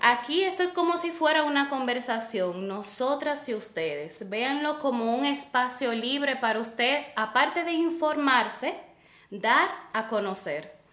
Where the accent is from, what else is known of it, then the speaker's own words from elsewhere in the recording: Santiago de los Caballeros, Santiago, Dominican Republic; yo soy nieta de La Vega, pero yo soy hija de Santiago